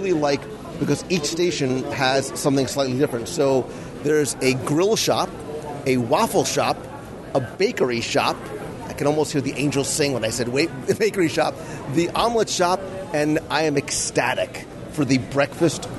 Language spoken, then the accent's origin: English; New Jersey, United States; growing up in Jersey